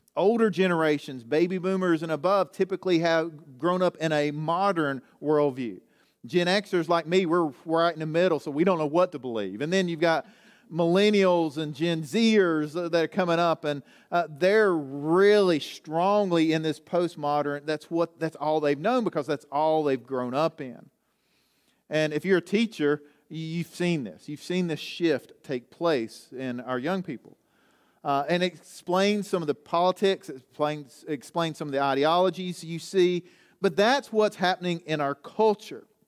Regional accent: Southwest Virginia, United States; I'm from Southwest Virginia

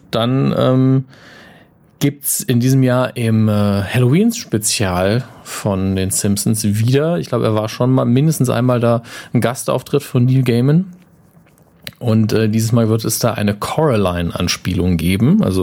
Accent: United Kingdom; Ich war nicht sarkastisch, ich fand das schön. Ich bin Brite.

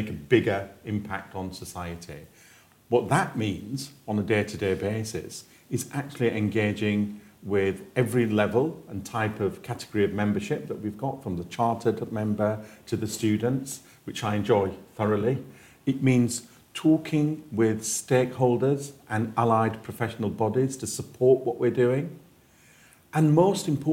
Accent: Yorkshire and the Humber, United Kingdom; I was born in Yorkshire

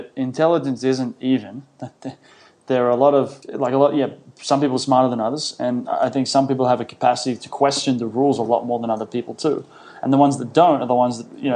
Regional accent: Sydney, New South Wales, Australia; I grew up in Sydney, went to a selective school, a smart school

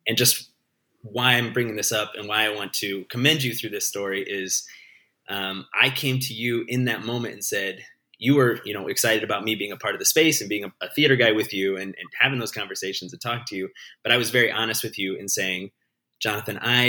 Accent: Cedar Rapids, Iowa, United States; I grew up in near Cedar Rapids

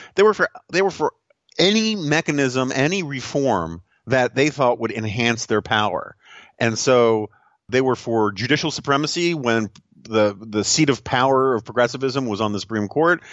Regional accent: New York City, New York, United States; moved away; my hometown of New York City, the 1970s and 1980s

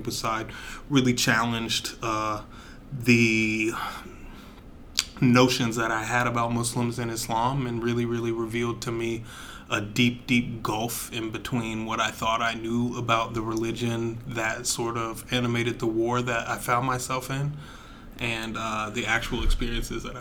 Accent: Wilmington, North Carolina, United States; also born or lived in Binghamton, New York / Fayetteville, North Carolina; I moved to North Carolina when I was like 4 or 5. I moved to Wilmington, North Carolina, where I grew up

